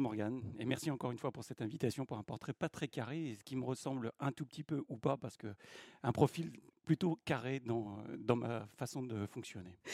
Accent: Dreux, Centre-Val de Loire, France; now in Eure, France; je suis né à Dreux et j'ai euh, fait mon école maternelle à saint lubin des longerets Donc, je suis un …

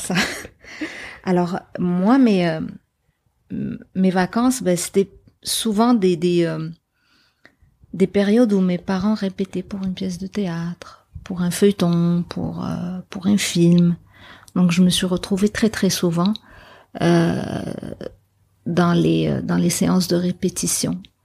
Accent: Casablanca, Casablanca-Settat, Morocco; moved away as an adult; now in Montreal, Canada; J'ai grandi à Casablanca. Puis euh, j'ai grandi dans le centre-ville de Casablanca

